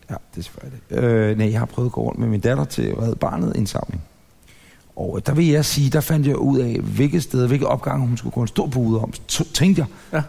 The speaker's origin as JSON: {"language": "Danish", "town": "Ølstykke", "region": "Capital Region of Denmark", "country": "Denmark", "said": "hjemme i Ølstykke"}